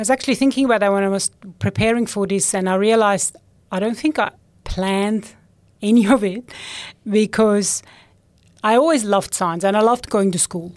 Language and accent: English; Switzerland; moved away; I grew up in Switzerland